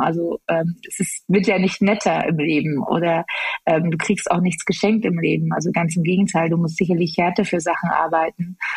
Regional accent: Chemnitz, Saxony, Germany; ich bin äh, in Chemnitz geboren

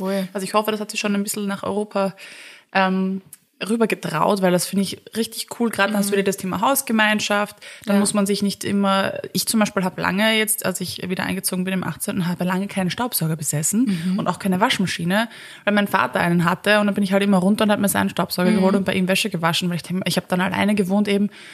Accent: Vienna, Austria; als Wiener, ja, Wienerin

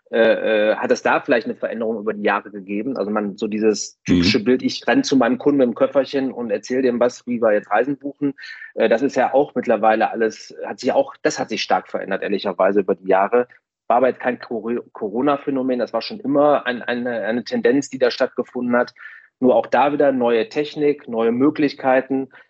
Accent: Essen, North Rhine-Westphalia, Germany; ich komme ja jetzt hier aus dem Ruhrgebiet in Essen

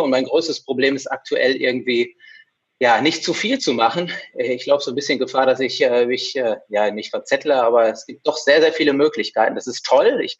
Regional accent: North Rhine-Westphalia, Germany; now in Essen, Germany; ähm, ich bin ein Ostwestfale, den es vor rund 20 Jahren nach Essen verschlagen hat, in die Energiehauptstadt Europas.

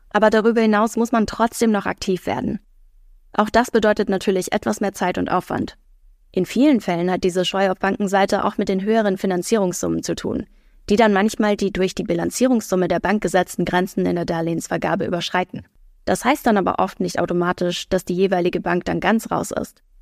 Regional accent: Hamburg, Germany; Ich komme aus Hamburg

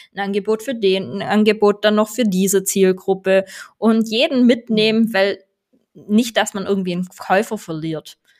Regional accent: Swabia, Baden-Württemberg, Germany; accent: Swabian; Ich bin halt eine Schwäbin

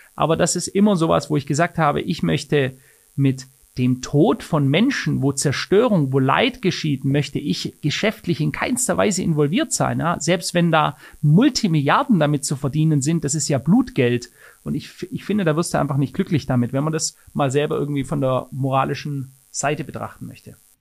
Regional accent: Germany; bei uns in Deutschland

